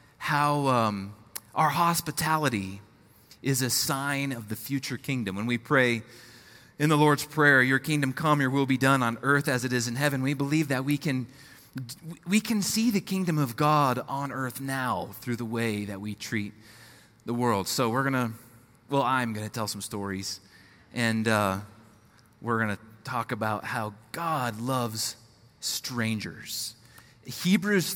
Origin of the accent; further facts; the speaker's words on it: Colorado, United States; moved away as an adult; also born or lived in Nashville, Tennessee / South Bend, Indiana / Minneapolis, Minnesota; I'm born and raised in Colorado, fourth generation Colorado native